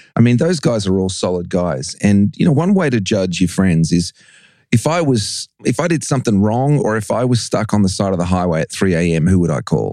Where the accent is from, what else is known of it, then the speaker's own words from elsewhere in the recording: Australia; also born or lived in England; I was born in England. My parents took me to Australia when I was seven.